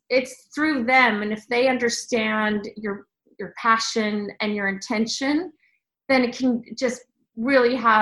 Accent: Sweden; moved away; I grew up in Sweden

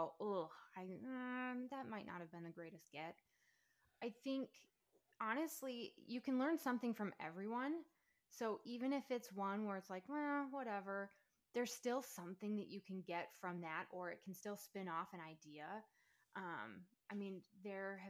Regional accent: Minnesota, United States; now in Alabama, United States; So I am originally from Minnesota, moved to Alabama

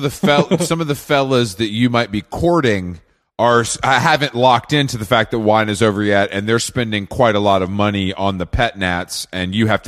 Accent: the South, United States; I'm from the South, so country's kind of in my blood

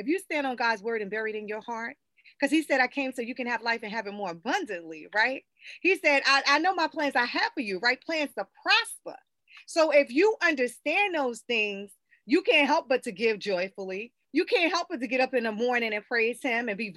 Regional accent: South Carolina, United States; I grew up in the South, born and raised in South Carolina

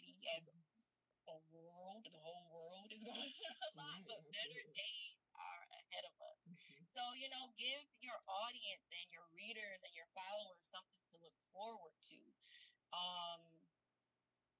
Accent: Rochester, New York, United States; in Rochester, New York, which is my hometown, born and raised

